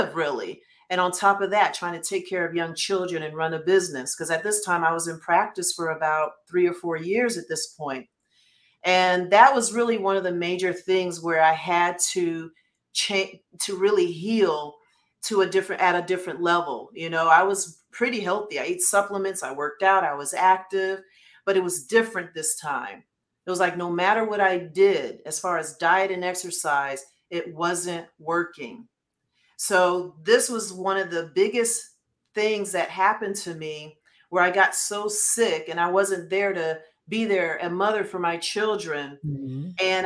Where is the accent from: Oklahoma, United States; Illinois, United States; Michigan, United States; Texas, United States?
Michigan, United States; Detroit; I'm from Detroit